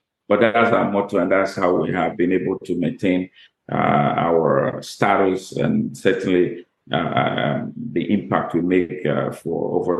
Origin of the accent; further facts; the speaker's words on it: Bahamas; now in Canada; that's interesting you say I'm living my dream in Canada because I'm from Bahamas.